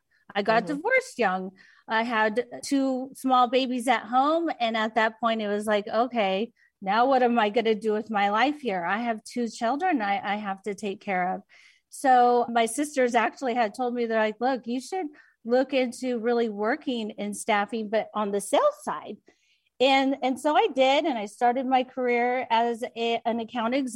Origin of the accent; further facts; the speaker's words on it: Orange County, California, United States; also born or lived in Long Beach, California; now in Las Vegas, United States; early years, we grew up in Long Beach and right outside of LA. And then our parents divorced and we moved to Orange County